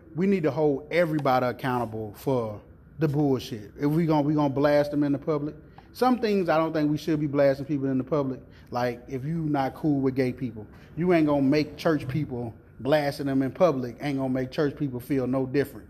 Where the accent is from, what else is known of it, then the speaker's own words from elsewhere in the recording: the South, United States; I'm from the South